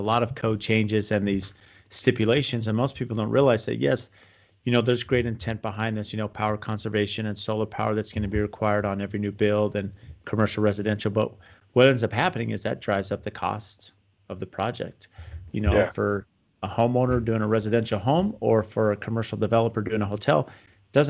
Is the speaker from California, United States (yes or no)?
yes; San Diego, California, United States; moved away as an adult; now in Phoenix, United States; I grew up in San Diego. So I was, you know, I worked in San Diego and I did electrical and, you know, moved to Phoenix when I was 25